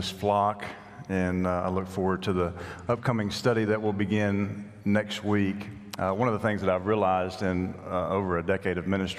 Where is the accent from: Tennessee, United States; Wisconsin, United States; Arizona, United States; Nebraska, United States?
Tennessee, United States; Nashville; moved away; the congregation I grew up at in Nashville